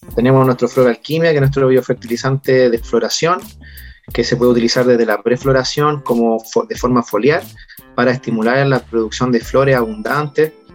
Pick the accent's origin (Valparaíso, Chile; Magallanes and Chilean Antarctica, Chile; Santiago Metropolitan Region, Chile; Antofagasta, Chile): Valparaíso, Chile; Yo siempre he sido de la quinta región